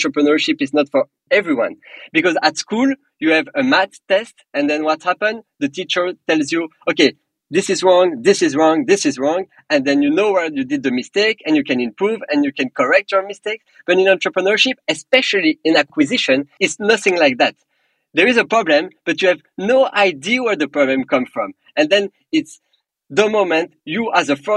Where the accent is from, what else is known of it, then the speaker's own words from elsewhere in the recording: Belgium; accent: French; English is a second language; moved away; also born or lived in England / Paris; I'm personally from Belgium. I have a very strong French accent